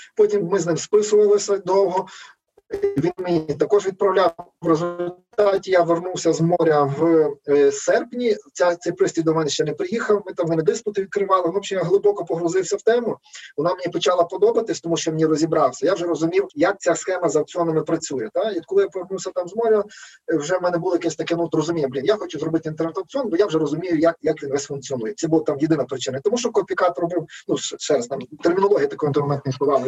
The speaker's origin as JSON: {"language": "Ukrainian", "town": "Lviv", "region": "Lviv Oblast", "country": "Ukraine", "said": "Я зі Львова"}